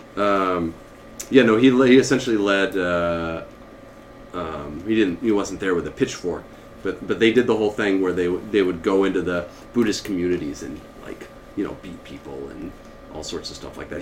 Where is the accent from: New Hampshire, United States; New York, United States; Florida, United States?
New Hampshire, United States; New Hampshire, or the state we're in now, or home, my home state at least